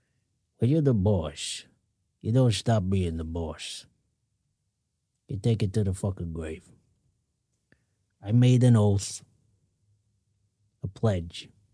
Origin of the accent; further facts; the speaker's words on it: Jersey; When I was growing up in Jersey, we used to get hit with bats.